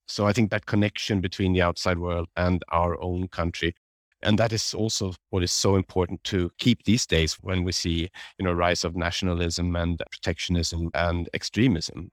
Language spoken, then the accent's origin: English; Solna, Stockholm County, Sweden; I grew up just outside Stockholm in a place called Solna